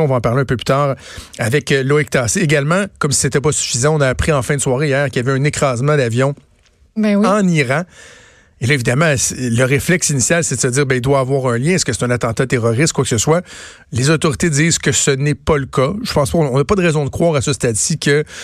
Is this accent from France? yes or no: no; Quebec, Canada; chez nous au Québec